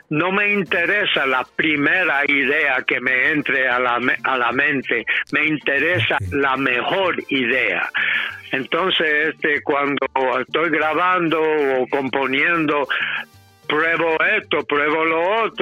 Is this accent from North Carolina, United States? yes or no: no; New York City, New York, United States; first language English; Spanish is a second language; yo soy nacido y criado en Nueva York y mi primer idioma es el inglés. Me siento mucho más cómodo en inglés, pero yo estudié el español y a través de los años llegué a tener fluidez en el español también.